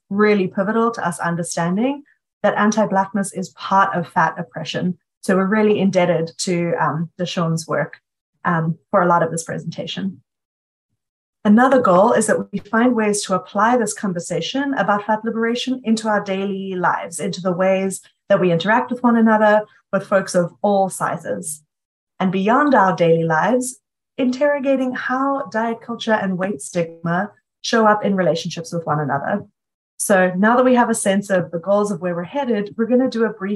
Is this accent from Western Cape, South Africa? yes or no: yes; Cape Town, Western Cape, South Africa; moved away as an adult; now in Chicago, United States; I grew up in Cape Town, South Africa, and I'm now living in Chicago